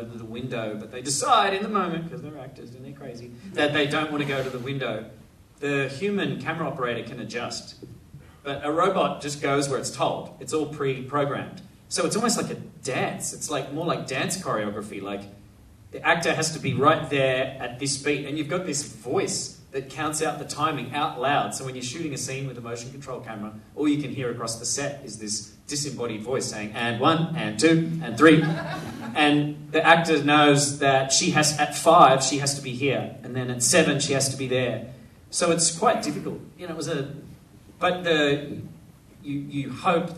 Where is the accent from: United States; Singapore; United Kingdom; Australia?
Australia; as an Australian